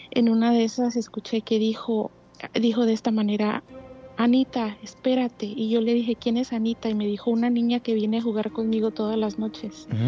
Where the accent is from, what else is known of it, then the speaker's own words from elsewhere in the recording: Cuernavaca, Morelos, Mexico; now in United States; De Cuernavaca, Morelos.